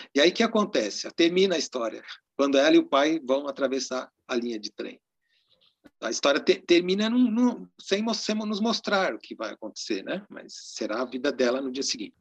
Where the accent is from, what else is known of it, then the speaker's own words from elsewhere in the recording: Cravis, interior of São Paulo, Brazil; Lá na cidade onde eu nasci, em Cravis, no interior de São Paulo